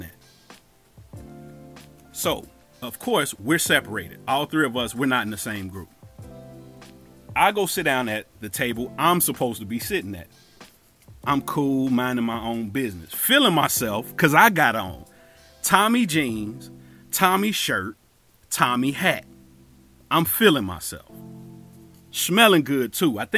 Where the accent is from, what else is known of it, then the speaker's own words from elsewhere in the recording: Cincinnati, Ohio, United States; moved away as an adult; I'm from Cincinnati